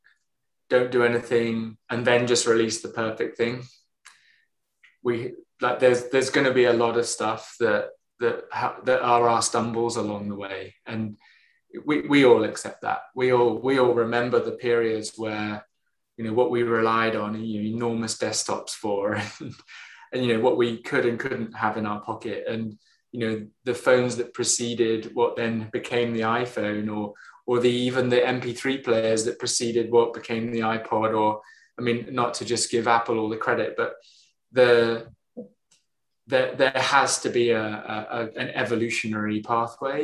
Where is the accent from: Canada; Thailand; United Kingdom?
United Kingdom; us Brits